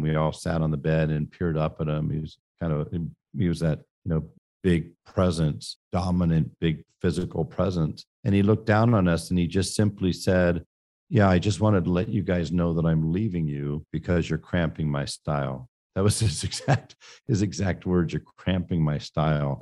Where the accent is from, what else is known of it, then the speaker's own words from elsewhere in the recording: San Francisco, California, United States; I grew up in San Francisco, California